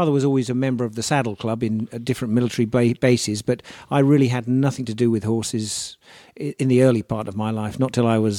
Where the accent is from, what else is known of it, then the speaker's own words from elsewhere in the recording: Egypt; born there; My father was in the military at the time, and I was born in North Africa, in Egypt.